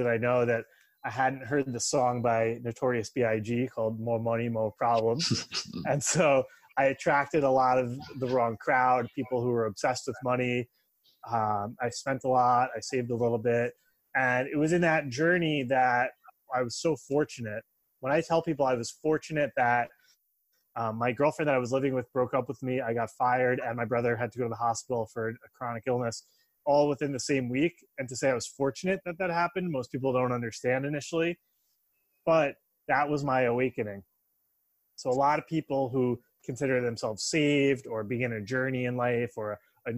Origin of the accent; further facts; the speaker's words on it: Long Island, New York, United States; I'm from New York originally. I live in Manhattan now. And I grew up on Long Island